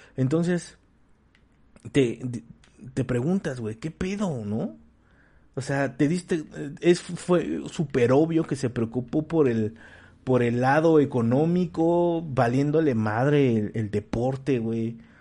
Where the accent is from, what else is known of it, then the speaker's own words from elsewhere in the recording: Mexico; como mexicanos hambriados, este, que somos